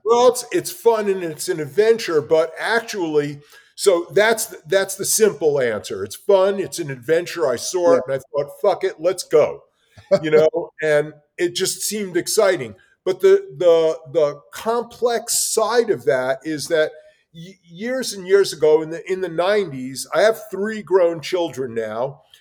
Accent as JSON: {"language": "English", "town": "New York City", "region": "New York", "country": "United States", "tie": "born or raised there", "said": "I grew up in New York City, in the Bronx, and in Brooklyn"}